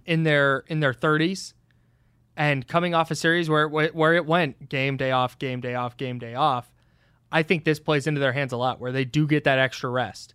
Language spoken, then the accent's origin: English; Bay Area, California, United States; I am from the Bay Area